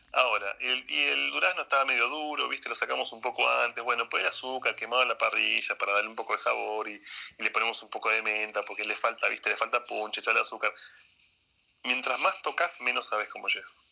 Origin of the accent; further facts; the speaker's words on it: Argentina; moved away as an adult; also born or lived in Japan; now in Seoul, South Korea; hago argentino porque soy argentino